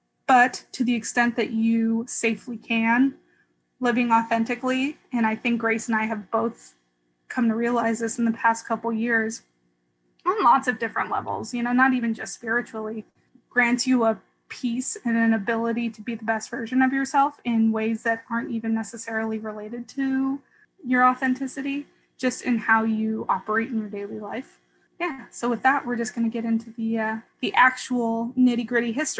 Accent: California, United States; moved away as an adult; also born or lived in New England / Boston; having been born and raised in California and then living in New England for 4 years-ish

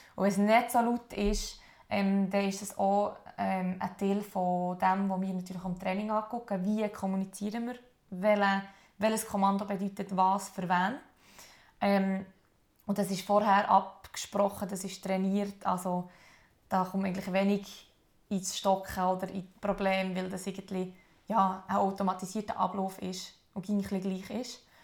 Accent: Adelboden, Bern, Switzerland; Adelboden, wo ich aufgewachsen bin

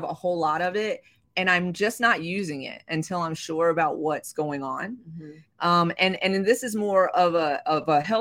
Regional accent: the South, United States; I'm from the South.

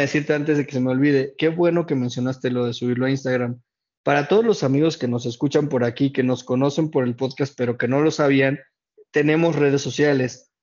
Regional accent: Mexico; como aficionado mexicano

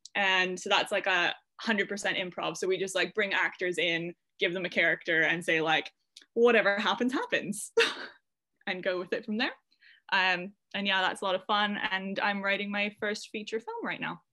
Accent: Canada; moved away as an adult; now in United Kingdom; I'm from Canada, so it was in the Gulf Islands in British Columbia.

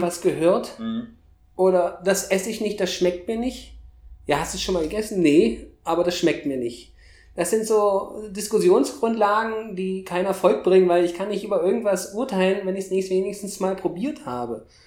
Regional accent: eastern Germany, Germany; ich komme ja aus dem Osten Deutschlands

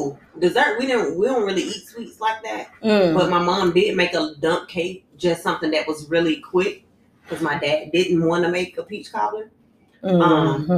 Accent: Atlanta, Georgia, United States; I'm an East Atlanta girl. I'm from the East Side

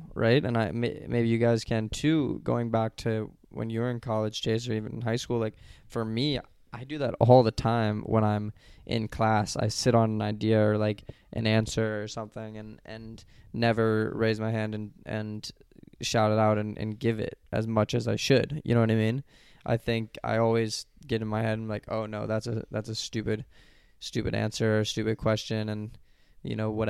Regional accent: Colorado, United States; going to school in Colorado, like, my home state

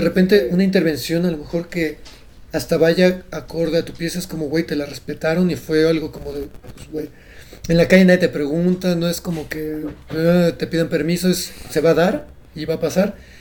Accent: Mérida, Yucatán, Mexico; now in Mexico City, Mexico; soy de Mérida, soy yucateco

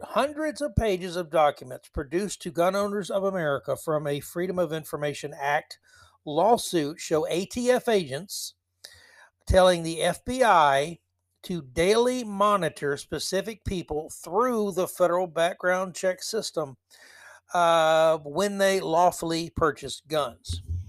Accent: Tampa, Florida, United States; my hometown Lightning

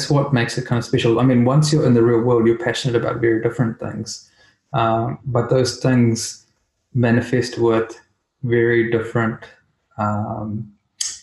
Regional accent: India; as a kid, you know, growing up in India, I learned different things

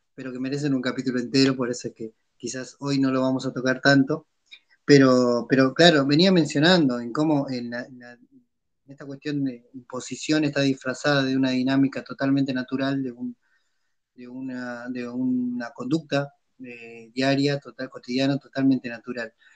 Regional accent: San Antonio de los Cobres, Salta, Argentina; venite a mi pueblo y fíjate cómo la, a San Antonio de Cobres

